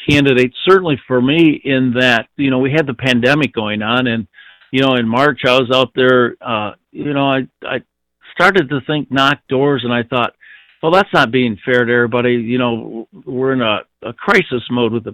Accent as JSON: {"language": "English", "town": "Flint", "region": "Michigan", "country": "United States", "tie": "born or raised there", "said": "I was born in Flint, Michigan"}